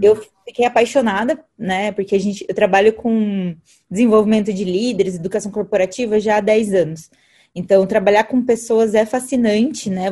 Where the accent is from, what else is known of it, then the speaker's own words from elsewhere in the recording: Alumínio, São Paulo, Brazil; moved away; eu vim do interior de São Paulo. Então, eu vim de uma cidade chamada Alumínio